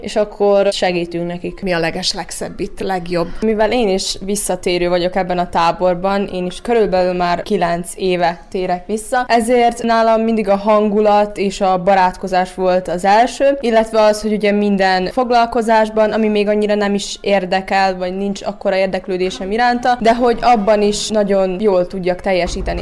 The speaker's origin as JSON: {"language": "Hungarian", "town": "Kisoroszi", "region": "Vojvodina", "country": "Serbia", "said": "én is kisoroszi vagyok, és 14 éves vagyok."}